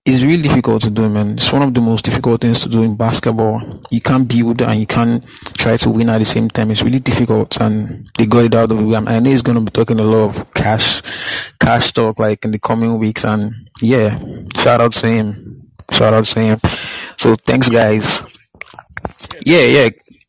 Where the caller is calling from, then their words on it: Nigeria; I'm calling from Nigeria, actually. It's like 6 a.m. right here.